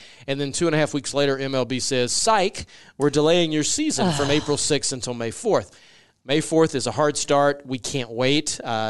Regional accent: the South, United States; now in Nebraska, United States; And, you know, I'm being from the South, Wendy's are everywhere.

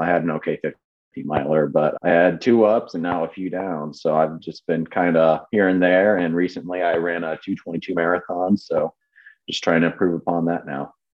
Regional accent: Illinois, United States; me growing up in Illinois

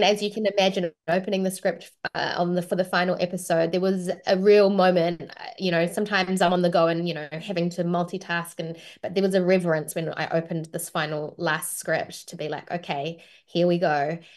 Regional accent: New Zealand; accent: New Zealand; my own natural accent, which is a New Zealand accent

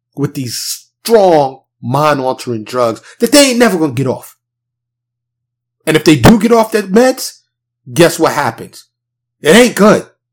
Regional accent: New York City, New York, United States; now in Dallas, United States; I'm from New York City, born and raised, but I now live in Dallas, a suburb of Dallas, Texas

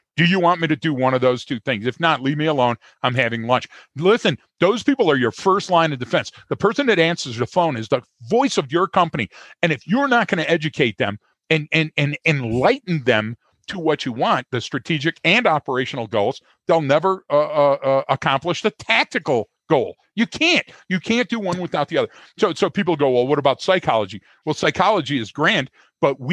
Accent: Detroit, Michigan, United States; everybody that I know, specifically growing up in Detroit, was in the food service industry

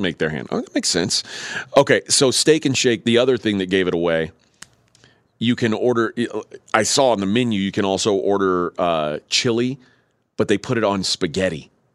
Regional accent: Texas, United States; I'm from Texas

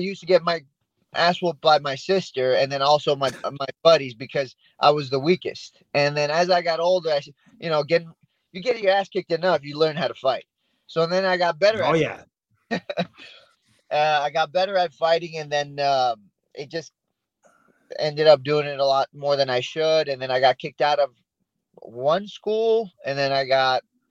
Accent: Yorba Linda, California, United States; also born or lived in Iran; now in Placentia, United States; I pretty much lived in Yorba Linda ever since, so about 20 years in Yorba Linda

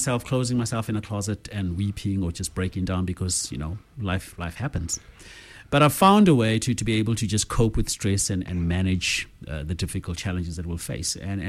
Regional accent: Zimbabwe; now in South Africa; No, I'm from Zim originally.

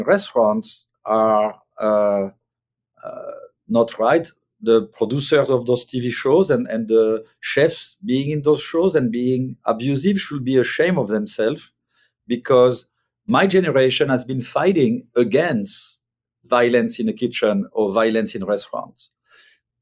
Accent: France; moved away as an adult; now in United States; when I grew up in France, and at a young age, I was in a kitchen in the 1980s

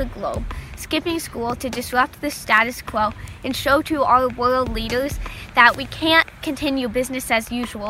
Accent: Western Massachusetts, United States; I'm 16, and I'm from Western Massachusetts.

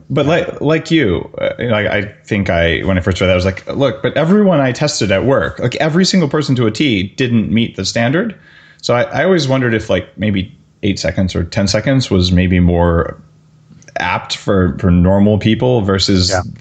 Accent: Canada; as you know, being a Canadian uh, citizen, everything here has a label in French and a label in English

